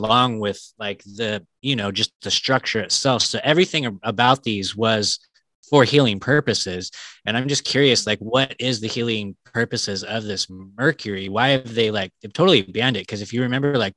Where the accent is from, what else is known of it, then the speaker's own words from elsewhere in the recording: Northern California, United States; moved away; my hometown in Northern California